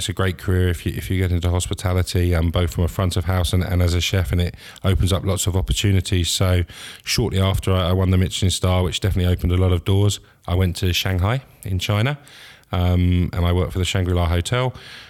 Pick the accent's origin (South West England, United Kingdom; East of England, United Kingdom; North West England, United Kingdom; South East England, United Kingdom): South East England, United Kingdom; Reigate; now in Scotland; No, I'm from Reigate. It's in Surrey, just outside London. So just down the road.